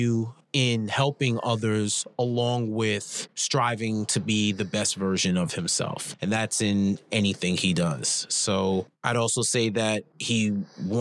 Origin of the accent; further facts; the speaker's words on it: New York City, New York, United States; So I grew up in New York, in Queens, New York